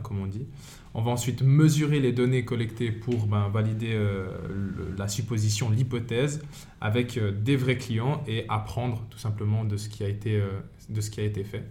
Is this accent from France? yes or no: no; Fribourg, Switzerland; moved away as an adult; now in Valais, Switzerland; je suis fribourgeois de base. Je suis venu en Valais